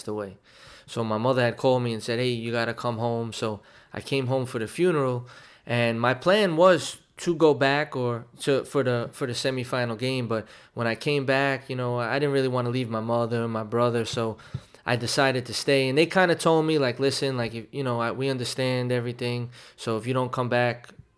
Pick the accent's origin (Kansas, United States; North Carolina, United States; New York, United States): New York, United States; New York City; growing up in Williamsburg, and it was a real tight knit, you know, community back then